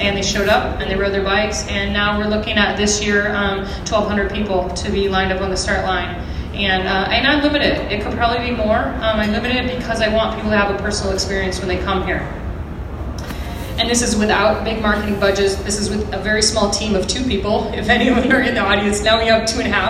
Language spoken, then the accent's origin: English; Idaho, United States; in Idaho, in my hometown